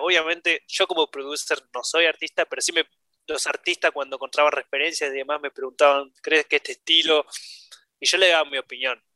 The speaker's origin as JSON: {"language": "Spanish", "country": "Argentina", "moved": "yes", "lives_now": "Denmark", "said": "yo como argentino"}